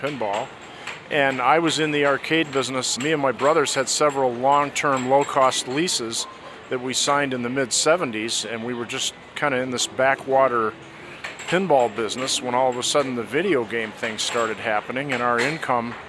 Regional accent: Michigan, United States; I grew up in Michigan

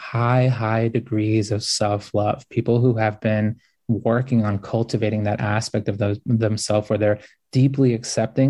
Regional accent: United States; I grew up like super poor, like it was hard growing up in the United States

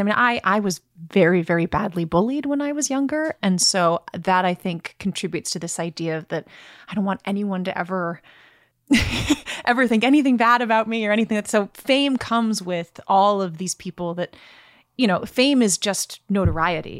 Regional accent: Brooklyn, New York, United States; I'm from Brooklyn

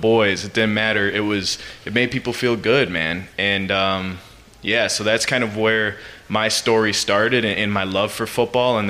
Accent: Green Bay, Wisconsin, United States; growing up in Green Bay, Wisconsin, being a being a country boy a little bit

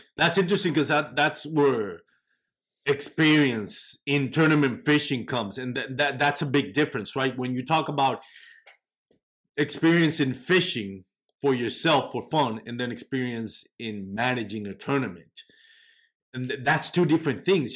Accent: Texas, United States; I'm from Texas

